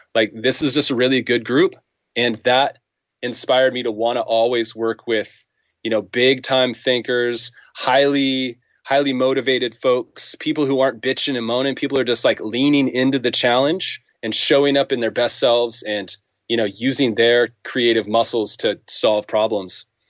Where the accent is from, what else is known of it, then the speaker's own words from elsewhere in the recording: United States; I'm an American